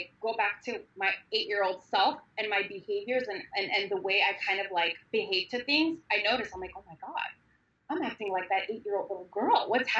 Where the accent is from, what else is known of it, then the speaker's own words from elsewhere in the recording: Armenia; moved away; I was born and raised in Armenia in the worst times possible